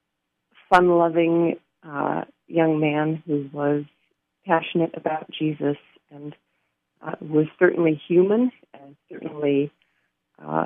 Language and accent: English; Pacific Northwest, United States; I have grown up in the Pacific Northwest, and don't use an umbrella when I go out in the rain.